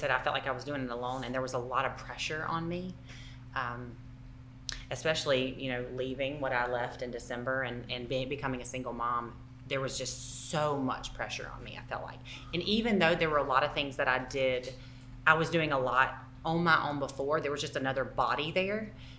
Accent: Southern United States, United States; accent: Southern; if you can't understand my Southern accent.

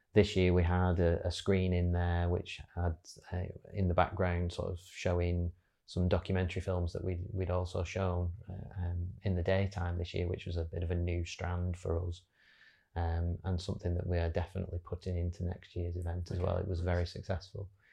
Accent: Wigan, North West England, United Kingdom; working recently back in my hometown of Wigan

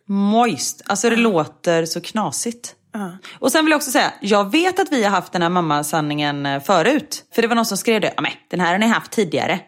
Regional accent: Gothenburg, Västra Götaland, Sweden; moved away; jag är från Göteborg och då säger man äpplemust

